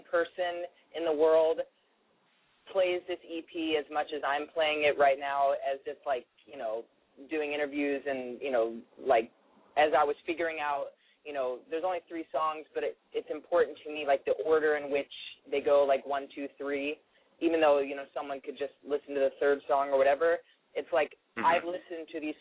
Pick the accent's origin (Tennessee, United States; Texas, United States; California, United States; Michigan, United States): Tennessee, United States; Nashville; moved away as an adult; now in New York, United States; I'm from Nashville originally, and I grew up singing, like, gospel music